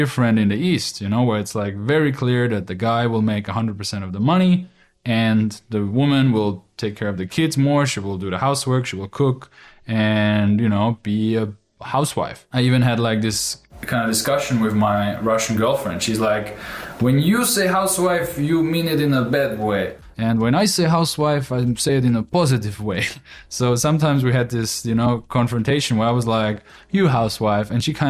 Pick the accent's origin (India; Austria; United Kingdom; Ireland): Austria; English is a second language; So where I'm from Austria, that is very logical to think like that, you know